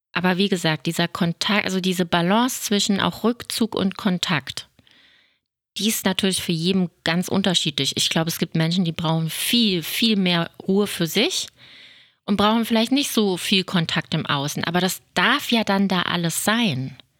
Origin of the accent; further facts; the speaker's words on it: Germany; hier bei uns in Deutschland